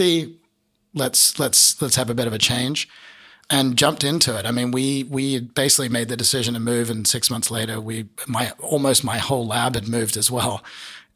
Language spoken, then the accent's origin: English; southern part of Australia, southern Australia, Australia; also born or lived in San Diego, United States; now in United States; being an Australian from the southern part of Australia